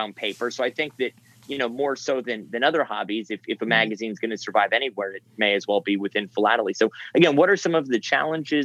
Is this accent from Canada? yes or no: no; United States; as an American